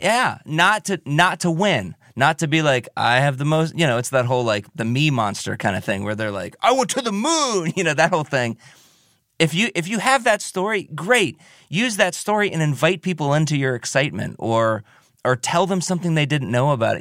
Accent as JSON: {"language": "English", "town": "Milford", "country": "United States", "tie": "born or raised there", "said": "I grew up in Milford. I grew up out on the east side of town"}